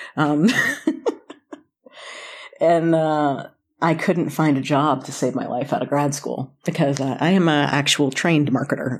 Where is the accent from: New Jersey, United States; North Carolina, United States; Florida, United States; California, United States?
North Carolina, United States; also born or lived in Boston; now in Kentucky, United States; I was born in Kentucky, raised in North Carolina, spent eleven years in Boston, came back, uh, to Kentucky about ten years ago